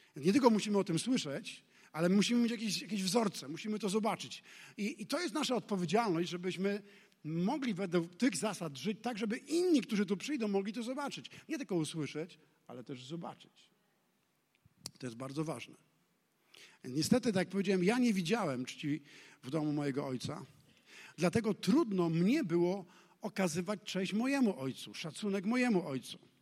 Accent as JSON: {"language": "Polish", "country": "Poland", "tie": "born or raised there", "said": "urodziliśmy się w Polsce"}